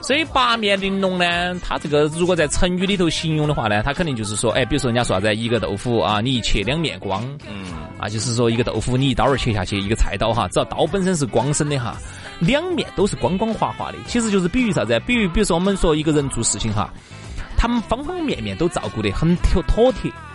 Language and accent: Chinese; Sichuan, China; 我们四川人说爪